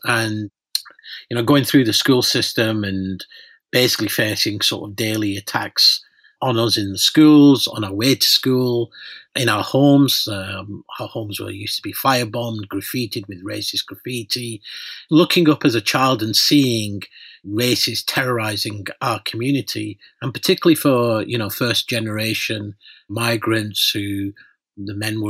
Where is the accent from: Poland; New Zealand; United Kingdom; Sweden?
United Kingdom; north of England; also born or lived in Pakistan; I was born in Pakistan. I came to the UK along with my parents, and I grew up in a working class town in the north of England.